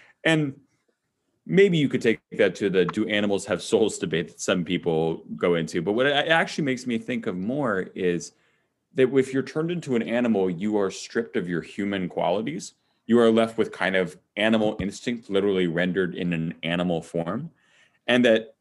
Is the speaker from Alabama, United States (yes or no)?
no; Chicago, Illinois, United States; I'm from Chicago